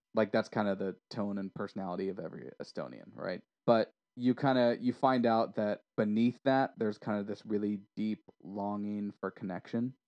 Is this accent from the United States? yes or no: yes; United States; also born or lived in Orange County or Los Angeles area; I'm American